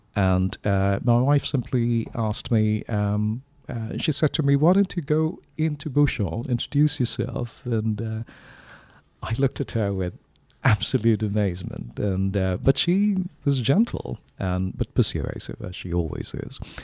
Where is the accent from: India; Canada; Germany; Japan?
India; now in Sonoma, United States; I'm from India